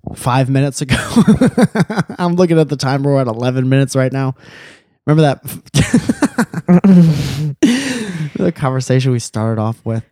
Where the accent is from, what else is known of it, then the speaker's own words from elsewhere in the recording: Connecticut, United States; now in California, United States; we're from Connecticut